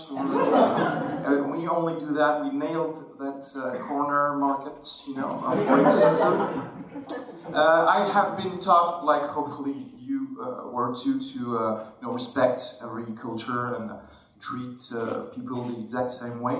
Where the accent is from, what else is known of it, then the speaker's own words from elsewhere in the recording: Algeria; I'm an atheist even though I was born in Algeria, I'm not a Muslim, I'm not anything.